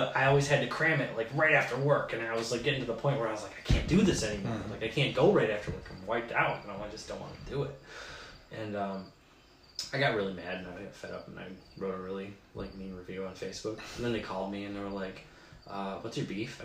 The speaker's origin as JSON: {"language": "English", "town": "Alpena", "region": "Michigan", "country": "United States", "said": "when I moved back from Central"}